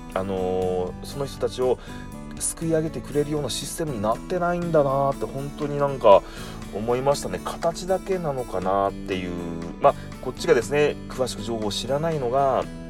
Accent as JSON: {"language": "Japanese", "region": "Kumamoto", "country": "Japan", "tie": "born or raised there", "said": "私も熊本、え出身でですね"}